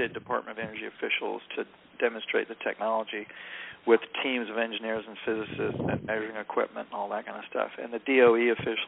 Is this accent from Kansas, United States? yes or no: no; North Carolina, United States; southern guy growing up in North Carolina back in the 60s and 70s